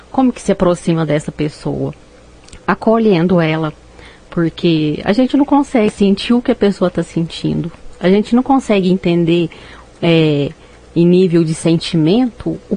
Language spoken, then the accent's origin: Portuguese; Uberaba, Minas Gerais, Brazil; now in Rio Paranaíba, Brazil; …, que eu estou começando a atender aqui agora no Rio Paranaíba. É, eu não sou daqui, eu sou de Uberaba